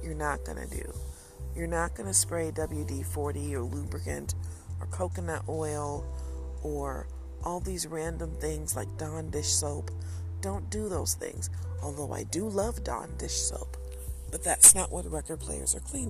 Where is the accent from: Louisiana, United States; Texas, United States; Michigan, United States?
Michigan, United States; Detroit; growing up in Detroit